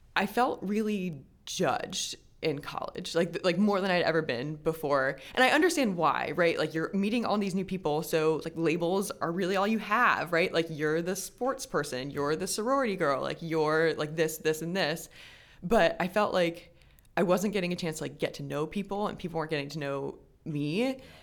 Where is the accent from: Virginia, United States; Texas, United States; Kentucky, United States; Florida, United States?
Virginia, United States; Richmond; I grew up in Richmond, Virginia, and I'm an only child